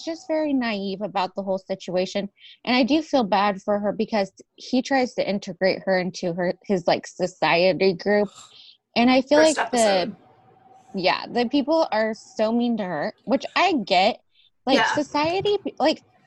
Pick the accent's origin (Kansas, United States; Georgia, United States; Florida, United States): Kansas, United States; I'm from a small town in Kansas